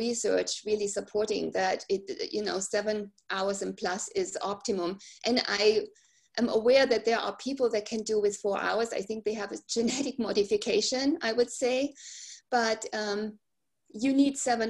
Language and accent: English; Germany; moved away as an adult; I grew up in Germany, right? And I came here and I raised my kids in this country